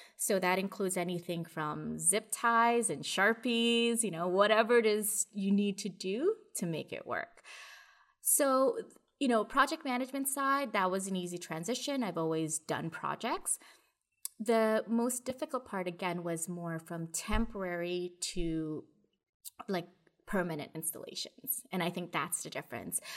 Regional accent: Toronto, Ontario, Canada; I'm from Toronto, I'm here in Canada

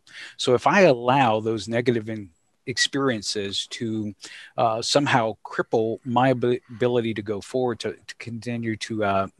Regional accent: Georgia, United States; Thinking about growing up in the South, thinking concretely about things that were discussed at the dinner table, interactions with mom and dad, and some of the challenges. And by the South, I reference to the beautiful state of Georgia. So okay. That's home for me.

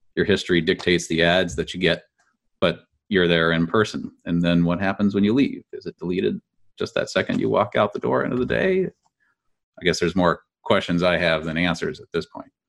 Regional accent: California, United States; Being a Californian

